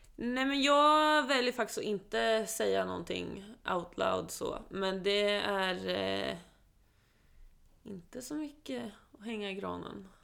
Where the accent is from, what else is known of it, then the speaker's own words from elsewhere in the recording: Sweden; also born or lived in Oslo, Norway; jag är född där och eh, vi flyttade till Sverige när jag var sju år